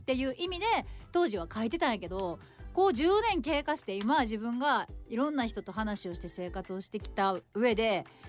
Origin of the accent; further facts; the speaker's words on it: Shimane, Japan; 私の地元島根